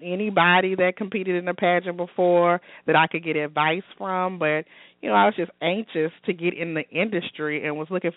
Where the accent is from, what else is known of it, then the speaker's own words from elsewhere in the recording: Baton Rouge, Louisiana, United States; moved away as an adult; also born or lived in Los Angeles; I'm originally from Baton Rouge. That's my hometown